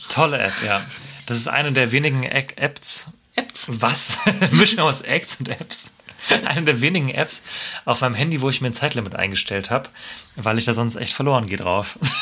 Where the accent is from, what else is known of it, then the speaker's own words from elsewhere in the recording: Freiburg, Baden-Württemberg, Germany; der Stadt ohne Meer, was in mhm. meiner, in der meiner Heimatstadt ist